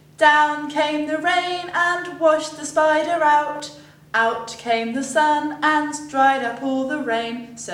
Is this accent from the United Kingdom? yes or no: yes; southern England, United Kingdom; I come from the south of England.